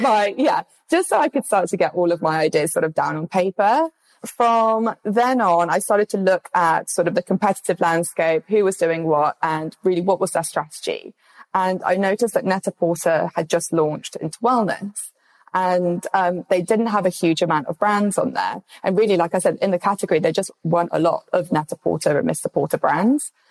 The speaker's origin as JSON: {"language": "English", "region": "London", "country": "United Kingdom", "said": "I'm obviously from London."}